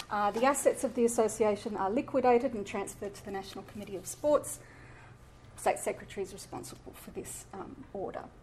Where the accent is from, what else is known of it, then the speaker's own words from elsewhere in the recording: Sydney, New South Wales, Australia; I grew up in Eastwood and I went to school at um, Marsden over in West Ryde